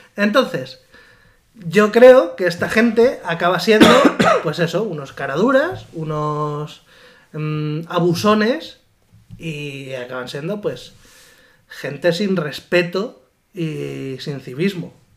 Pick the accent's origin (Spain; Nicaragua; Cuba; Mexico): Spain; Talayuela, Extremadura; moved away as an adult; now in Valladolid, Spain; Yo con diecisiete años vivía en Talayuela, ¿no? En mi pueblo, que está en Cáceres